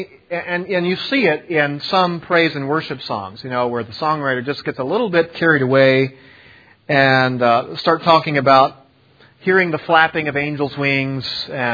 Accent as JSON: {"language": "English", "region": "East Coast", "country": "United States", "moved": "yes", "lives_now": "West Coast, United States", "said": "I'm from the East Coast originally."}